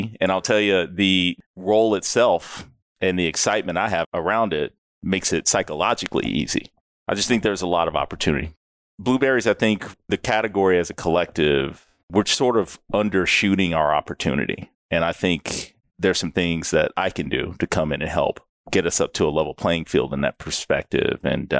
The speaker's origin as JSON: {"language": "English", "region": "Texas", "country": "United States", "tie": "born or raised there", "also_born_or_lived": "Dallas", "said": "I've lived all over the U.S., but I'm originally from Texas, out in the country. Moved to Dallas somewhere around high school years, went to University of Texas."}